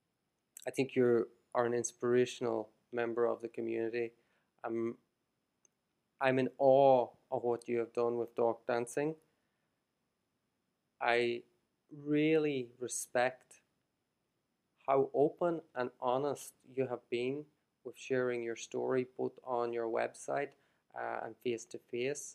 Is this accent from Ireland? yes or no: yes; Ireland; moved away as an adult; now in Shenzhen, China; I'm Irish and very proud to be Irish, but I don't consider really, I don't see Ireland as my ultimate home or Ireland. I don't view Ireland as home anymore.